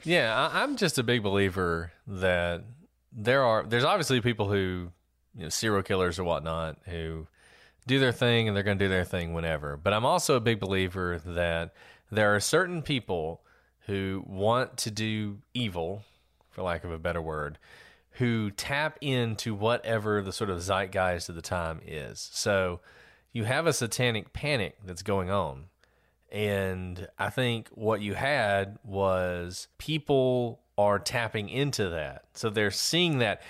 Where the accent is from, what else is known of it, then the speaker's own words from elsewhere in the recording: Alabama, United States; I'm from Alabama, Bible Belt, Alabama